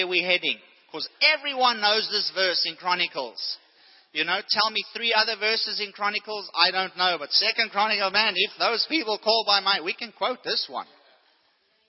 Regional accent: South Africa; growing up in South Africa

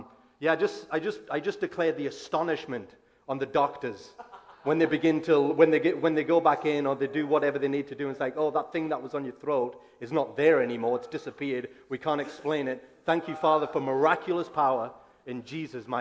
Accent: England, United Kingdom; moved away as an adult; now in United States; I'm from England. I've been in America 2 years now

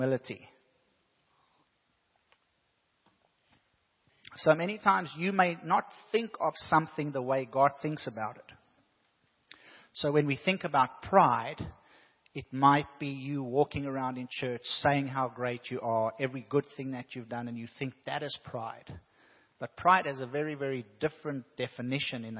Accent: South Africa; moved away; When I was growing up in South Africa

